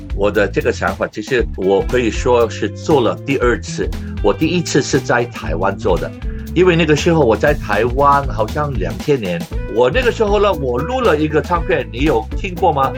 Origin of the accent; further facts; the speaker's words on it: Hong Kong; 我在香港出生的